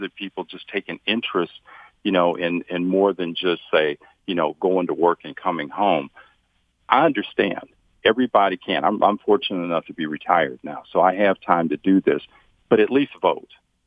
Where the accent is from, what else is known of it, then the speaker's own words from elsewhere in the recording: Ypsilanti, Michigan, United States; also born or lived in Macomb County; I grew up in Ypsilanti